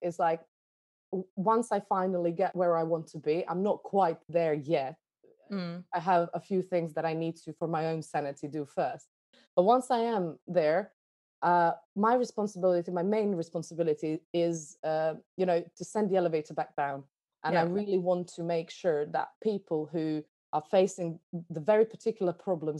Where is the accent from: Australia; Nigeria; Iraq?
Iraq; born there; moved away; I was born in Iraq, so I'm kind of used to being an immigrant everywhere I went, because, you know, you never fully belong anywhere.